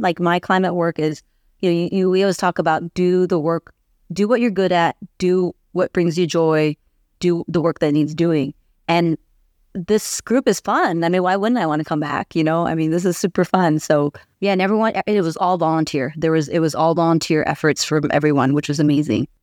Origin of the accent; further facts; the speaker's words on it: San Diego, California, United States; I was born and raised in San Diego. So I'm from here.